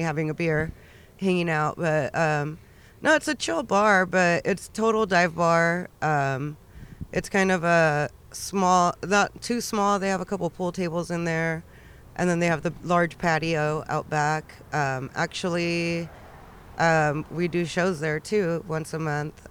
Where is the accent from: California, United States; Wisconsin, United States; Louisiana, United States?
California, United States; Pomona; I was actually born and raised in Pomona